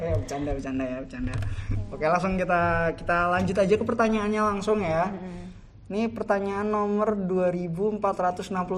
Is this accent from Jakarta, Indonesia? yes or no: no; Semarang, Central Java, Indonesia; accent: Semarang Javanese; moved away as an adult; now in Yogyakarta, Indonesia; di daerahku di Jawa-Jawanya Semarangan